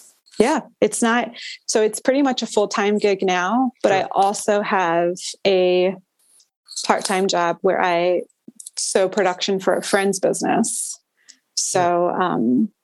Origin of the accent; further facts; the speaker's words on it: Maryland, United States; moved away as an adult; also born or lived in Los Angeles; I'm from Maryland. So I came back home